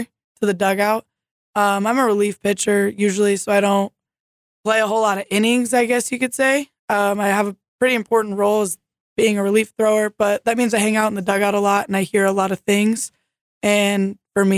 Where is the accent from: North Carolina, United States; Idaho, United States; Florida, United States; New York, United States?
Idaho, United States; Boise; moved away as an adult; now in Jamestown, United States; the University of Idaho back in Boise, my hometown.